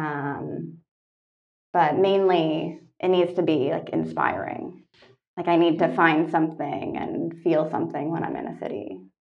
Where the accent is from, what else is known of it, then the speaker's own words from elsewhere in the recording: Toronto, Ontario, Canada; moved away as an adult; also born or lived in Kingston, Ontario; I'm Canadian. I grew up in Toronto.